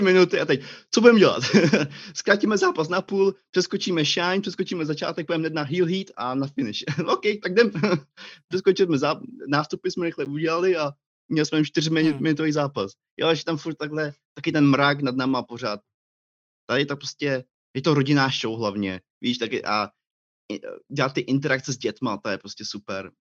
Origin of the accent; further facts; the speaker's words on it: Planá, Plzeň Region, Czechia; moved away as an adult; now in Scotland, United Kingdom; Já jsem uh, uh, plana u Marianských lázní, to je moje rodní město